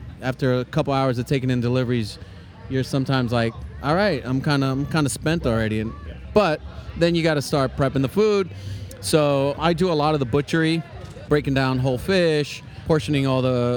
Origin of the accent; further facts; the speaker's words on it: New York City, New York, United States; moved away as an adult; now in Cincinnati, United States; I grew up in New York in Queens